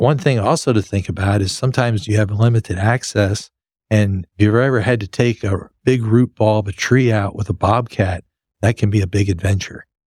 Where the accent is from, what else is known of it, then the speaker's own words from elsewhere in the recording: Lubbock, Texas, United States; I grew up in West Texas in Lubbock where there were minimal trees